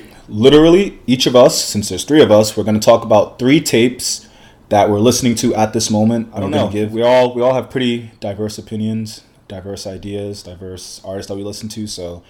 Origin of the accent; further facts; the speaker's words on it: San Francisco, California, United States; born there; I was born in the Bay Area. Born in San Francisco.